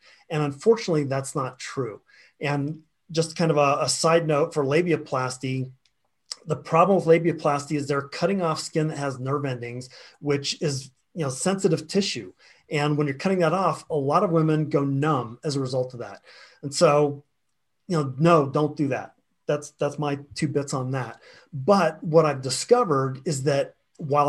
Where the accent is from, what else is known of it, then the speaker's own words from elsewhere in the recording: Florida, United States; I grew up in the South, in Florida, and had a very big Southern Baptist influence around me.